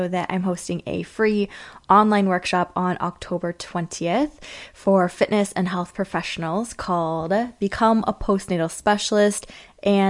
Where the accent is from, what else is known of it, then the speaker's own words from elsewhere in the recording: Kingston, Ontario, Canada; moved away; Queen's University in Kingston, Ontario, which is actually my hometown